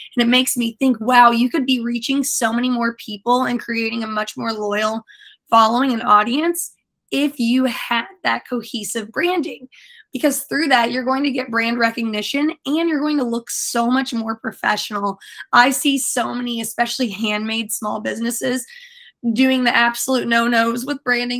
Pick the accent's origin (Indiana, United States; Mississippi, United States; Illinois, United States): Indiana, United States; moved away as an adult; also born or lived in Tampa, Florida; now in St. Petersburg, United States; I came from the Midwest in Indiana. Indianapolis specifically is where I spent a lot of my time. I grew up a little bit closer to Kentucky